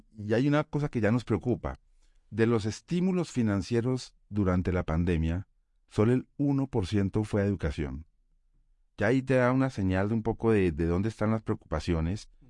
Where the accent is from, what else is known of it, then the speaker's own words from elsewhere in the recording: Colombia; en Colombia, en mi país